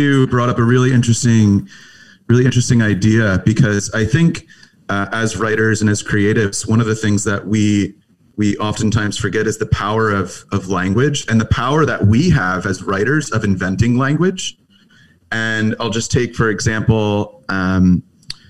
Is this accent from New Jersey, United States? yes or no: yes; New Jersey, United States; I grew up in New Jersey